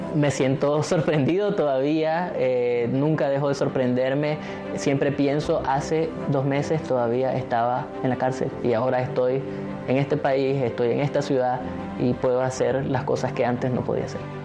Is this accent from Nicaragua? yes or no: yes; Nicaragua; moved away as an adult; now in United States; Yo conservo la esperanza de regresar a Nicaragua pronto